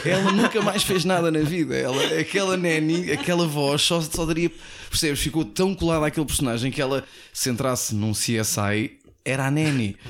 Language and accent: Portuguese; Portugal; Nós em Portugal